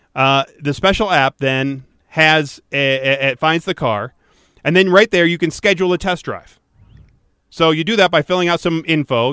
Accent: Detroit, Michigan, United States; I grew up in Detroit

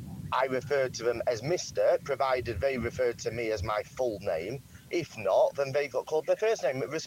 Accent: England, United Kingdom; I grew up in England

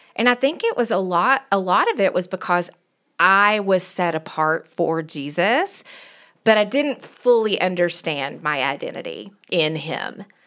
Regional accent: Knoxville, Tennessee, United States; accent: country; moved away as an adult; also born or lived in Virginia; now in Denver, United States; I was born and raised in Knoxville, Tennessee, so if you hear a country accent

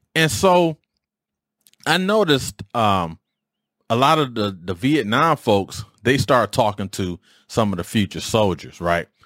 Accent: Detroit, Michigan, United States; I grew up in Detroit. All of us grew up in Detroit

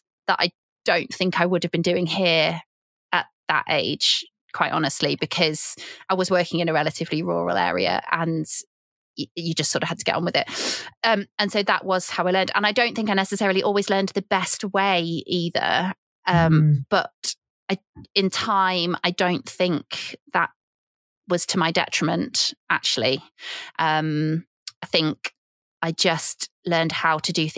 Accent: Cheshire, North West England, United Kingdom; moved away; also born or lived in Yorkshire; I'm from Cheshire and I'm from a really big dairy area

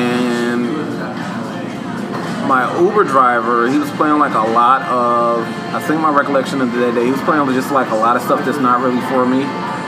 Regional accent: New York City, New York, United States; I'm from Harlem

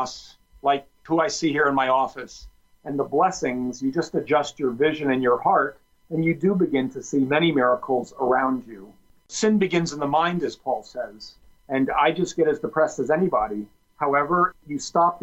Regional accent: New Jersey, United States; I grew up in New Jersey

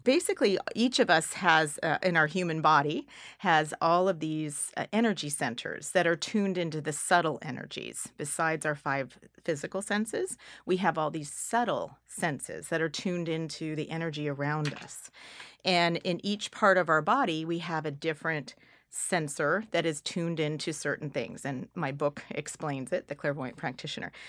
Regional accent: California, United States; I'm from California.

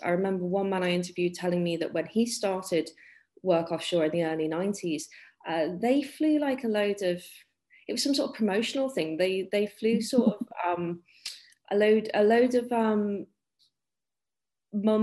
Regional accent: the Wirral, North West England, United Kingdom; We are quite near Liverpool here

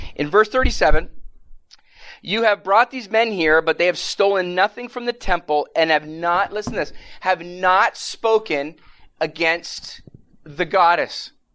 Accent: Canada; now in United States; I'm from Canada originally

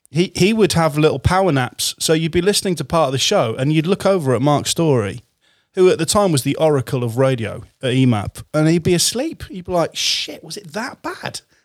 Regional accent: Hull, Yorkshire and the Humber, United Kingdom; I'm from Hull originally

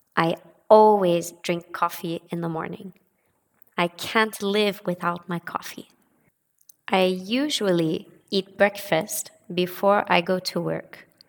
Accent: United States; now in France; I live in France, but I'm not French, I'm American.

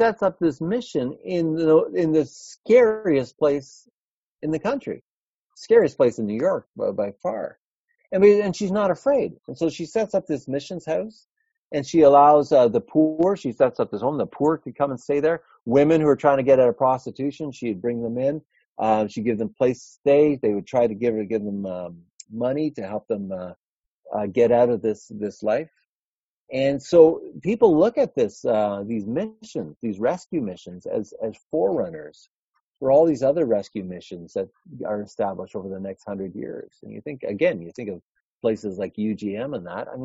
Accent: Toronto, Ontario, Canada; I'm from Toronto

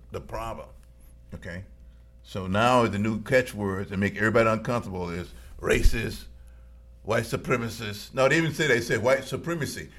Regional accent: Florida, United States; I was actually born in Florida

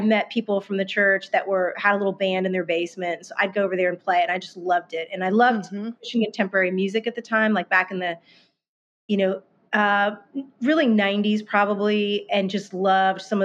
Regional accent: Northern Virginia, United States; moved away as an adult; now in Nashville, United States; I grew up in Northern Virginia

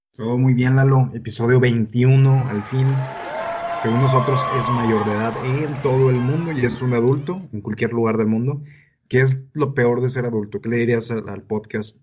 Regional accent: Mexico; las costumbres extrañas que tenemos en México que nos delatan como mexicanos

